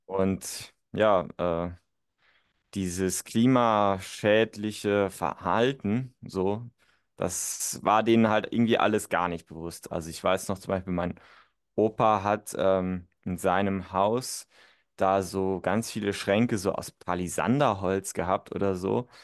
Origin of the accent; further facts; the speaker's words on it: northern Saarland, Germany; ich bin ja auch geboren und aufgewachsen tatsächlich. Das ist so das Nordsaarland